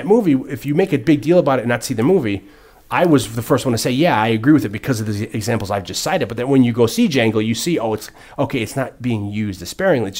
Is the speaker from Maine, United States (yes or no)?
no; New Haven, Connecticut, United States; Maybe it's me because I'm a white boy, but I grew up, I was the only white kid in the neighborhood when I grew up in New Haven. I was, you know, I surrounded with other African-Americans